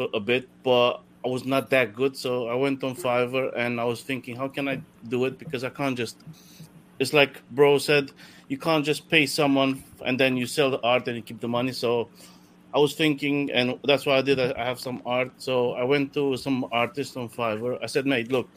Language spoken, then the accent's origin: English; Italy; moved away as an adult; now in United Kingdom; I was born in Italy and then moved to UK when I was like 18, came for studies and then just stuck here.